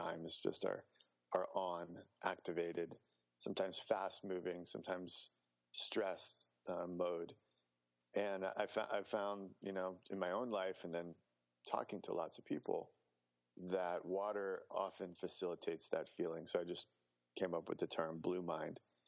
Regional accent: New Jersey, United States; moved away; also born or lived in New York City / Chicago / Indiana; I grew up on the East Coast. I was born in New York City, grew up in New Jersey. Then we moved to Chicago.

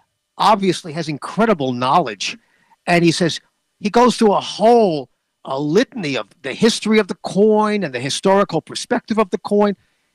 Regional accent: New York City, New York, United States; accent: Brooklyn; That's my Brooklyn accent.

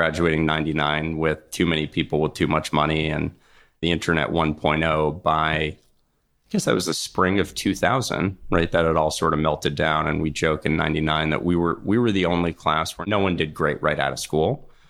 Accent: Short Hills, New Jersey, United States; moved away as an adult; I grew up in New Jersey in Short Hills, went to public high school there my whole life

